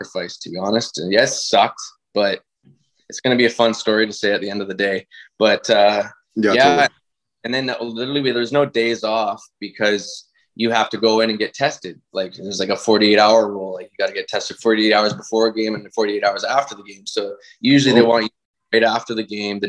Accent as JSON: {"language": "English", "town": "White Rock", "region": "British Columbia", "country": "Canada", "said": "I'm from White Rock, so I could, like, BC"}